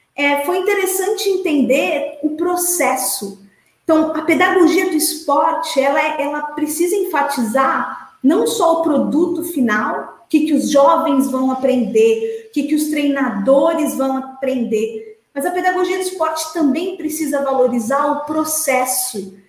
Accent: Santos, São Paulo, Brazil; Eu sou de Santos, estudei esporte escolar em Santos

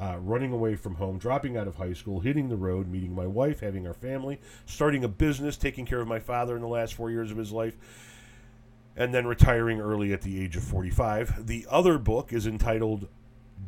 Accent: Melrose Park, Illinois, United States; I was born on May 13th, 1972 at Gottlieb Hospital in Melrose Park, Illinois

